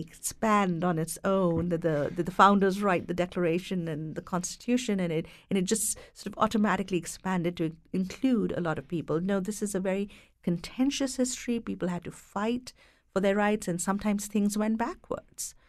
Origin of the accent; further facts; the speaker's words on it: India; moved away; having grown up and being educated in India